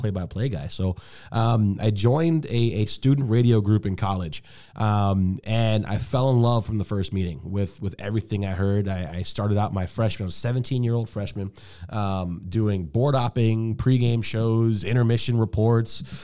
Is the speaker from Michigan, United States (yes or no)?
yes; Detroit, Michigan, United States; moved away as an adult; also born or lived in Bowling Green; now in Seattle, United States; I grew up in Detroit.